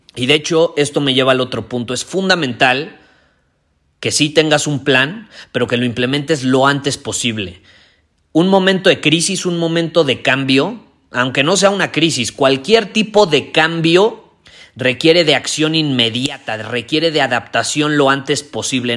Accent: Mexico

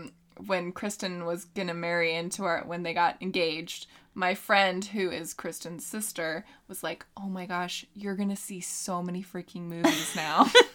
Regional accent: California, United States; also born or lived in Texas; I'm from just Northern California. And he's like, no, but where are you from? I'm like, I mean, I was born in Texas, but I'm mainly from Northern California.

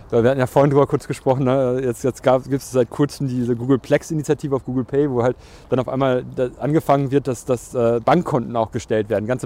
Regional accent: North Rhine-Westphalia, Germany; Also es war tatsächlich eine große Frage. Wir kommen aus dem Ruhrgebiet, also Amsterdam war auch nicht so weit weg.

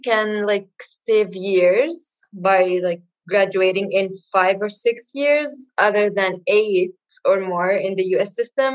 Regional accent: Palestine; moved away as an adult; now in Chicago, United States; I'm from Palestine. Born and raised in Palestine, but currently in Chicago

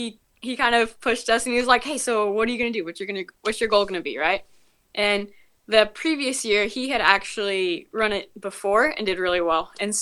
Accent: Washington, United States; born there; also born or lived in various states; So we moved around a little bit. I was born in Washington. We moved to a couple different states, and my siblings were all born in different states except for the two last ones.

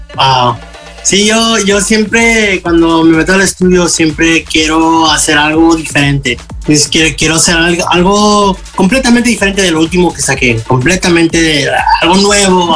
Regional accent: United States; mis papás son de México, eh, yo nací aquí en los Estados Unidos. Y, yo crecí aquí con mis amigos, todos hablaban inglés

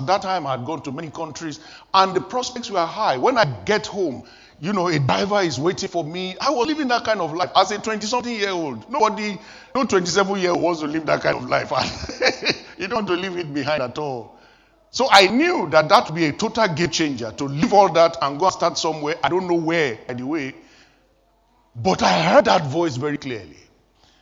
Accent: Nigeria; moved away as an adult; I was still living in Nigeria, my home country

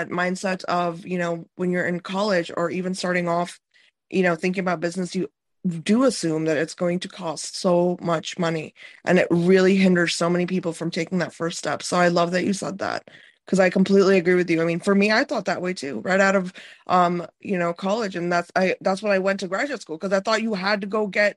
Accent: Midwest, United States; moved away; also born or lived in Florida; I grew up in the Midwest

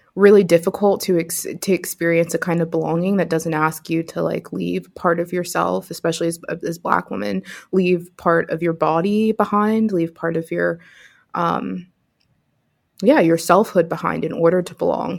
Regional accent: Pittsburgh, Pennsylvania, United States; also born or lived in upstate New York; now in New York, United States; was born and raised in Pittsburgh, so I'm a, a city girl at heart and miss it

